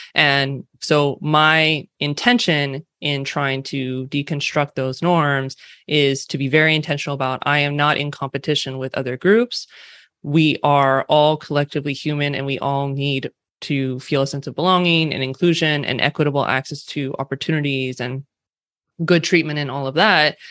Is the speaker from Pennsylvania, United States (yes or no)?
no; California, United States; accent: California Western West Coast; also born or lived in San Francisco Bay Area; I am born and raised specifically in California. uh, which you might be able to tell from my California Western West Coast accent.